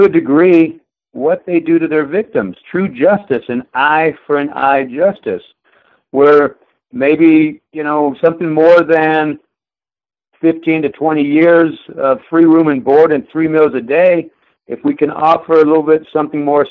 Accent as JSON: {"language": "English", "region": "southeast New Mexico", "country": "United States", "tie": "born or raised there", "also_born_or_lived": "Durango, Colorado", "moved": "yes", "lives_now": "Billings, United States", "said": "I was born in Durango, Colorado. I grew up on the plains of southeast New Mexico, about walking distance from the border of Texas"}